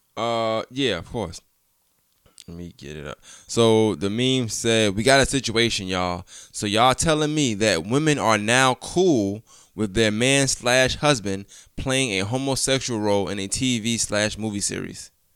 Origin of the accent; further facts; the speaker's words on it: New York, United States; I'm from New York, like, Queens